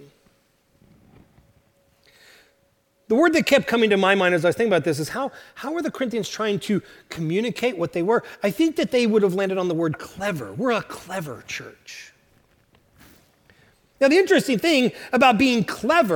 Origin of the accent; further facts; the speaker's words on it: Oklahoma, United States; moved away; I'm from Oklahoma